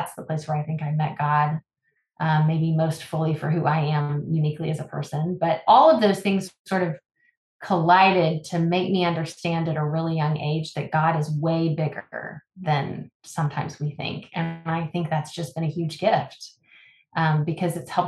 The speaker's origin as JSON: {"language": "English", "town": "Midland", "region": "Texas", "country": "United States", "tie": "born or raised there", "said": "I am also a girl from West Texas. I grew up in Midland and oil country"}